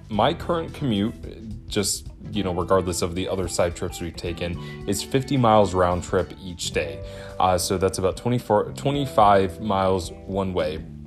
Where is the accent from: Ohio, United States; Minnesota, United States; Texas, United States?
Ohio, United States; Twinsburg; moved away; I'm originally from Twinsburg, Ohio